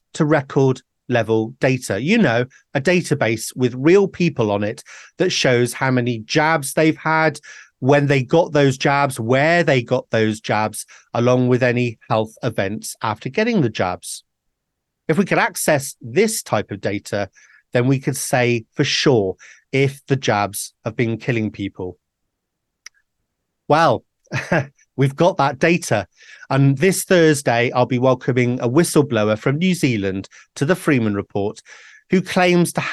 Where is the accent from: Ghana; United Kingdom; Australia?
United Kingdom; Wales; I'm a Welshman